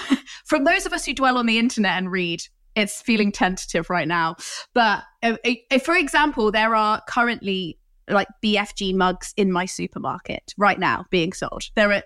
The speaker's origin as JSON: {"language": "English", "town": "Coventry", "region": "West Midlands", "country": "United Kingdom", "tie": "born or raised there", "said": "I grew up in Coventry, which is really near Birmingham, which is near the original Cadbury's Chocolate Factory"}